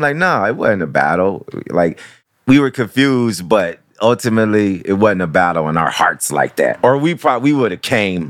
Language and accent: English; Midwest, United States; I don't know what side I'm on. I'm from the Midwest.